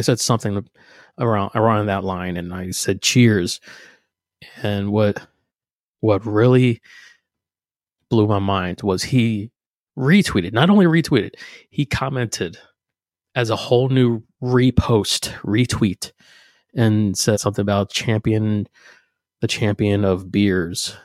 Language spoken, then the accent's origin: English; New Jersey, United States; moved away; also born or lived in Pennsylvania; I'm from Jersey, I'm from South Jersey, right outside of Philly.